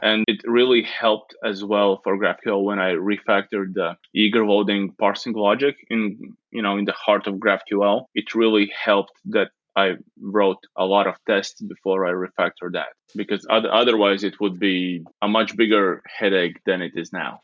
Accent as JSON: {"language": "English", "country": "Latvia", "said": "I'm from Latvia."}